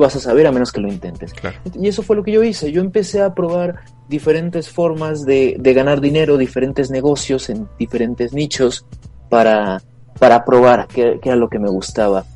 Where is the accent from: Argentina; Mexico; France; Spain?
Mexico